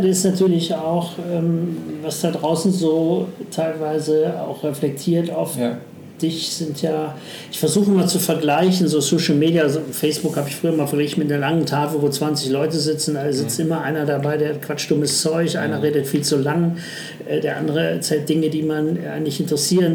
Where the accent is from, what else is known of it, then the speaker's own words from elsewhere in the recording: Düsseldorf, North Rhine-Westphalia, Germany; also born or lived in Duisburg; ich bin eigentlich in, in Duisburg geboren ja. und mein Vater ist dann beruflich dann Düsseldorf